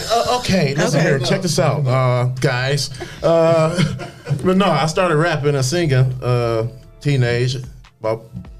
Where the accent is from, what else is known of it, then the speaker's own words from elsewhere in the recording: Toledo, Ohio, United States; I represent the Glass City.